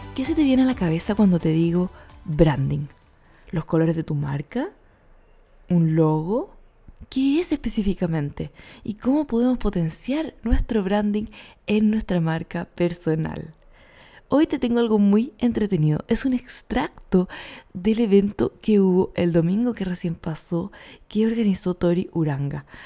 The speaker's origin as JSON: {"language": "Spanish", "country": "Chile", "said": "yo soy más chilena que los porotos"}